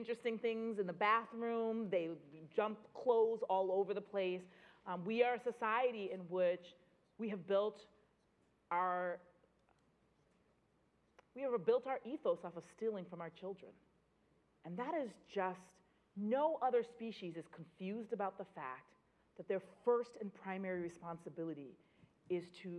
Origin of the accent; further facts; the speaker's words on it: Boston, Massachusetts, United States; I grew up in Boston when we didn't have a grocery store